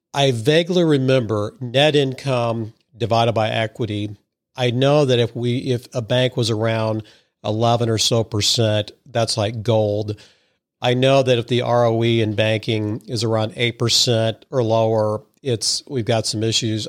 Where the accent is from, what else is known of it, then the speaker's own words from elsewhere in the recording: Madison, Missouri, United States; I grew up in Madison, Missouri, so I'm a, what I consider a sophisticated hick